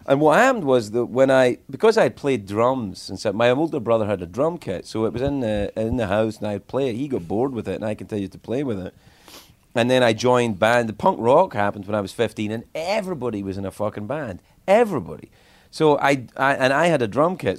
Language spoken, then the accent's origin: English; Cumbernauld, Scotland, United Kingdom; moved away as an adult; I grew up in Cumbernauld